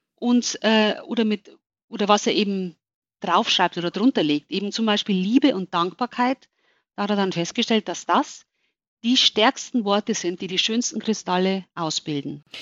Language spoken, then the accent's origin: German; Germany; bei uns in Deutschland